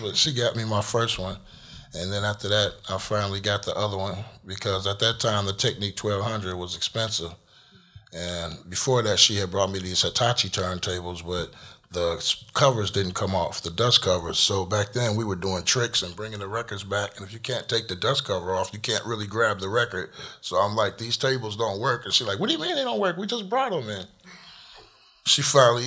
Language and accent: English; Chicago, Illinois, United States; in Chicago growing up, it was like a pretty cool place